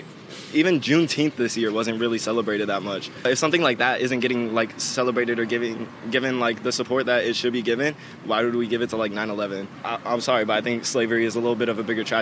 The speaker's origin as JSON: {"language": "English", "region": "New York", "country": "United States", "said": "9 11. I'm from New York. Uh, it's traumatizing."}